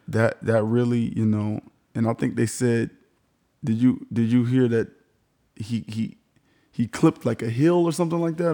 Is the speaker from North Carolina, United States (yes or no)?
no; Miami, Florida, United States; Everybody knows I'm from Miami